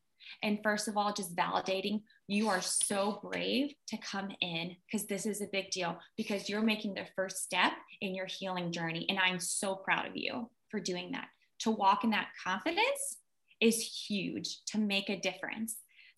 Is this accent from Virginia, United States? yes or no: yes; Richmond, Virginia, United States; also born or lived in Russia; We came to America in 1989. And so we were sponsored over. And I grew up in Richmond, Virginia.